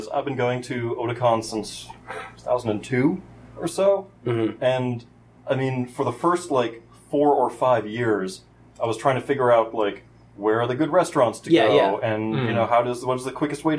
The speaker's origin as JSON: {"language": "English", "region": "Florida", "country": "United States", "said": "And we come from Florida. What does that say?"}